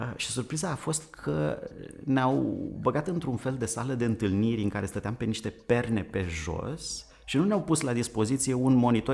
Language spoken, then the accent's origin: Romanian; Vadu Pașii, Buzău County, Romania; Eu sunt uh, născut în uh, satul Vadu Pașii de lângă Buzău